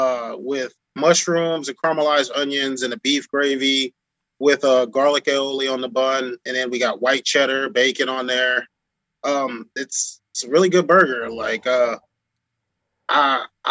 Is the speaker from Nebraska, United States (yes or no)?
yes; Omaha, Nebraska, United States; also born or lived in Chicago, Illinois / Rochester, New York / Miami; I moved to Omaha when I was 5 from Chicago, Illinois